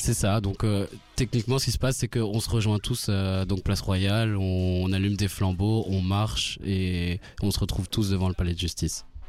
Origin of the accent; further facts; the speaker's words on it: Rwanda; now in Belgium; je viens du Rwanda.